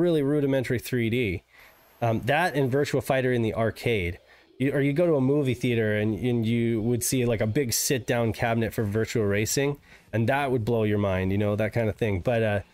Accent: Reno, Nevada, United States; I grew up in Reno. I grew up in Reno.

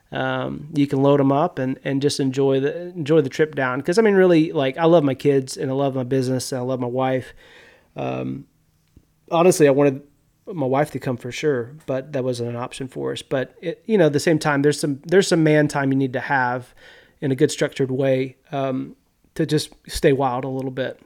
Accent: Bentonia, Mississippi, United States; moved away as an adult; now in Missouri, United States; I grew up in Yazoo County in Bentonia

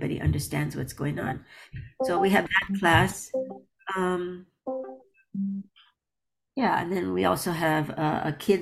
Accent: United States; I grew up in America

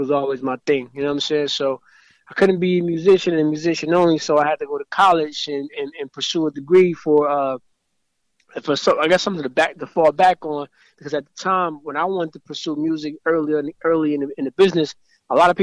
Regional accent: Grand Rapids, Michigan, United States; moved away as an adult; also born or lived in Atlanta; growing up in Grand Rapids

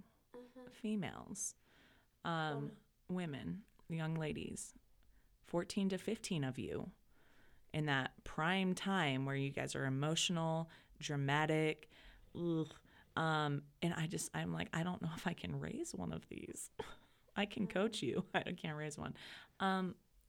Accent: Nebraska, United States; I was raised in Nebraska. Ranching family

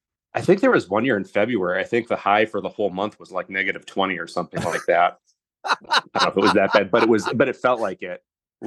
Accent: Bellaire, Michigan, United States; I grew up in Bel Air, which is like about an hour away from Traverse City. So Traverse City is like the closest big city.

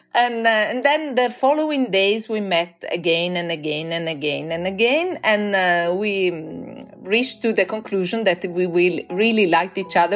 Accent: Florence, Tuscany, Italy; moved away as an adult; also born or lived in Norway; now in Oslo, Norway; I'm from Florence.

